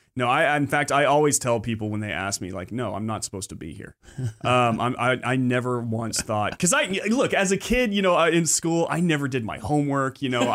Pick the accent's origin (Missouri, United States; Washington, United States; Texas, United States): Texas, United States; Austin; also born or lived in Galveston; I spent a lot of time in Austin. You know, I lived in Austin until I was in fifth grade when I finally moved to P